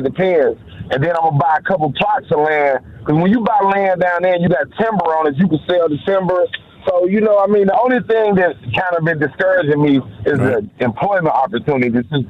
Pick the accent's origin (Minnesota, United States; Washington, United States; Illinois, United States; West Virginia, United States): Illinois, United States; Chicago; I'm from Chicago. I grew up on 90th in Indiana.